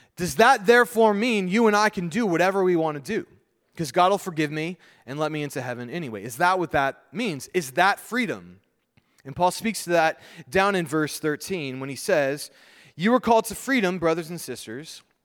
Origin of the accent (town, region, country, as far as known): United States